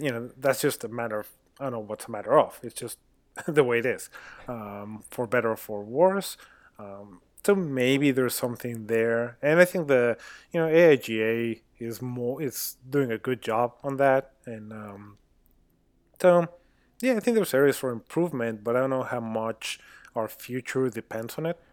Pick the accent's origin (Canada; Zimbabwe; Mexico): Mexico; moved away; I'm a designer, I'm originally from Mexico